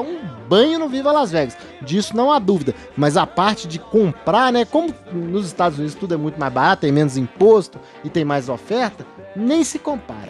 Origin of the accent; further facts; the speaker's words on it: Brazil; como um brasileiro que não sabe falar inglês não, direito.